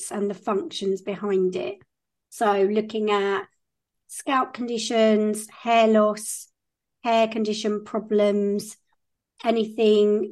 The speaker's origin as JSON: {"language": "English", "area": "Kent", "region": "South East England", "country": "United Kingdom", "said": "I'm from Kent in the UK, so that's in the southeast."}